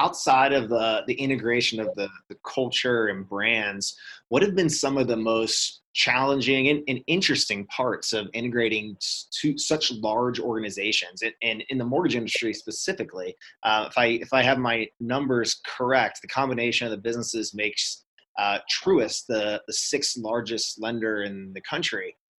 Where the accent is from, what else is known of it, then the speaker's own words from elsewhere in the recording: Southeast, United States; Growing up in the Southeast, both brands, SunTrust and BB&T, are pretty iconic for me.